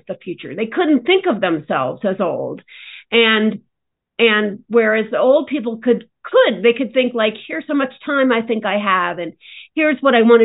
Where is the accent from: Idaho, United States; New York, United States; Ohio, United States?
New York, United States; as a New Yorker